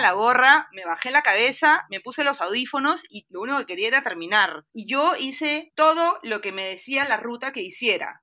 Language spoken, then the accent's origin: Spanish; Lima, Peru; el aeropuerto Jorge Chávez, que es mi aeropuerto en Lima